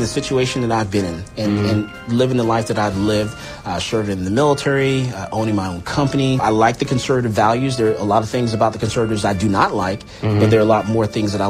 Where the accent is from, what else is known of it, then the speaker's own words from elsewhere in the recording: Texas, United States; That is about being a Texan. That's about being from the South.